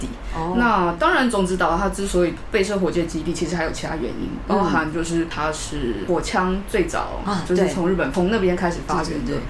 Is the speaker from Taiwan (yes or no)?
yes; Taiwan; 我是台湾人，我日文烂，请你原谅我。